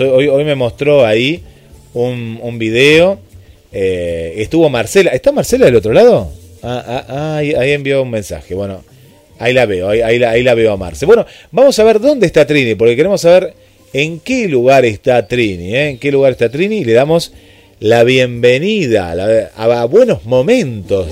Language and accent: Spanish; Argentina